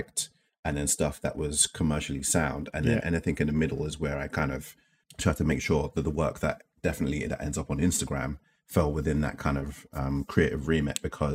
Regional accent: London, United Kingdom; I guess growing up in East London

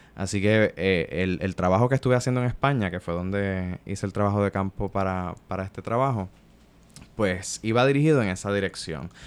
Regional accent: Puerto Rico; soy hijo de mi tiempo en mi país colonial. Este, Yo crecí este, en la década de los 90

